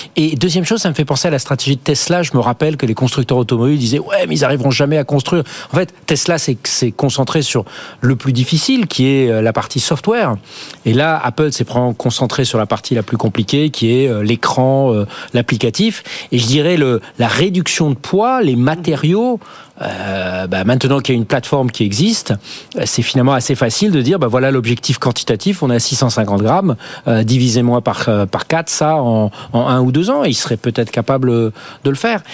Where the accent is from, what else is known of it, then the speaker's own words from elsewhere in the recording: France; chez nous en France ou en Europe